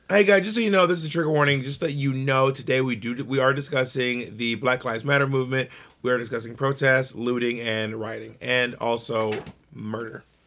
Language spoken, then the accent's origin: English; Columbus, Georgia, United States; moved away; also born or lived in Atlanta, Georgia; I'm from Columbus, Georgia